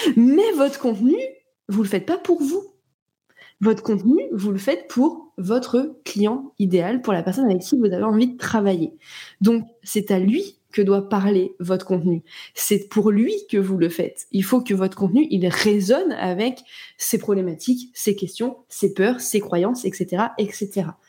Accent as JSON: {"language": "French", "town": "Nantes", "region": "Pays de la Loire", "country": "France", "tie": "born or raised there", "moved": "yes", "lives_now": "Cognac, France", "said": "je suis née à Nantes"}